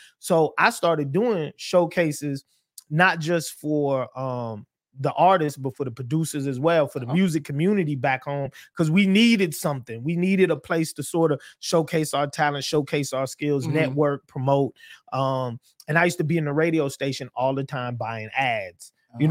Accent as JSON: {"language": "English", "town": "Charleston", "region": "South Carolina", "country": "United States", "said": "So they just used to call me …, because I'm from Charleston, South Carolina."}